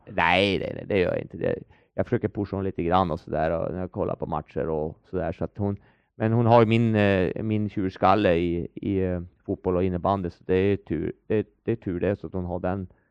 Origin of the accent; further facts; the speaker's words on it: Örnsköldsvik, Västernorrland County, Sweden; moved away as an adult; hemma i Övik